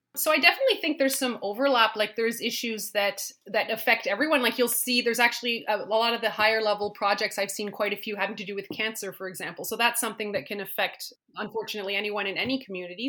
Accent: Ottawa, Ontario, Canada; also born or lived in Yukon; now in Whitehorse, Canada; I was involved growing up in Ottawa

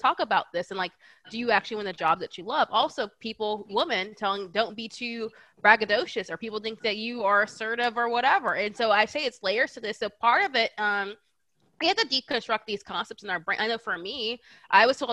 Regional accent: Bay Area, California, United States; also born or lived in Atlanta; I'm from California. I'm from the Bay Area

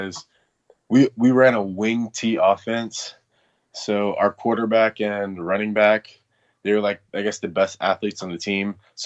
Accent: Atlanta, Georgia, United States; I was born and raised in Atlanta. I've always lived like around Stone Mountain

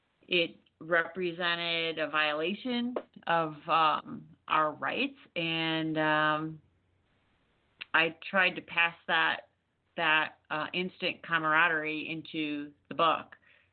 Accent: Texas, United States; I'm from Texas, so he, he makes the news a lot.

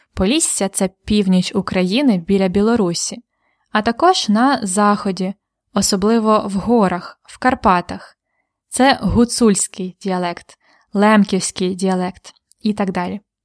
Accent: United States; Ukrainian is a second language; moved away as an adult; now in Cherkasy, Ukraine; Я з Америки, але зараз я живу в Україні

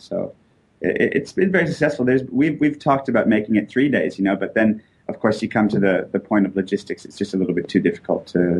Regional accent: Canada; also born or lived in United States; now in Australia; I'm actually originally from Canada. I've only been over here for a few years.

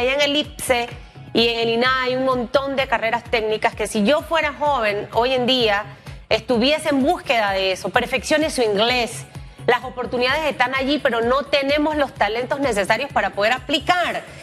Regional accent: Panama; como panameños en realidad debemos sentirnos orgullosos.

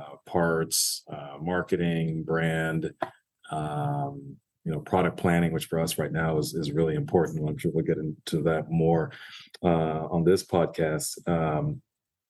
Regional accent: Orange County, California, United States; moved away as an adult; also born or lived in Los Angeles, California / Washington, D.C.; I'm actually originally from LA. I was born in LA, grew up in Orange County

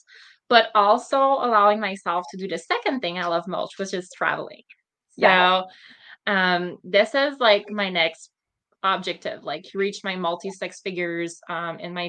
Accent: Montreal, Quebec, Canada; moved away; I'm originally from Montreal

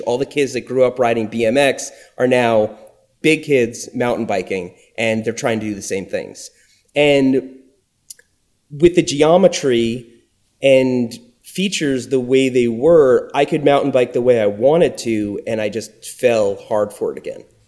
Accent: Long Island, New York, United States; accent: New York; moved away as an adult; also born or lived in Florida; growing up in New York on Long Island

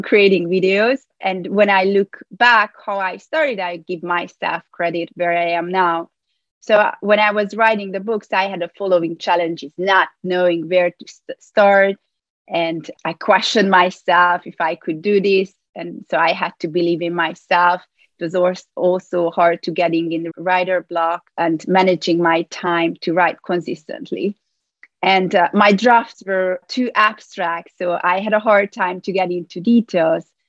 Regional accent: Hungary; moved away as an adult; now in New York, United States; I was born in Hungary, where I obtained a degree in psychology and play professional table tennis there

